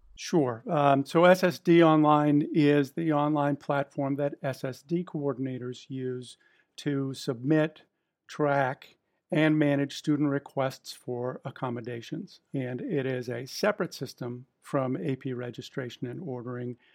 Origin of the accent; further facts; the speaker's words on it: just outside of Boston, Massachusetts, United States; I was born and raised just outside of Boston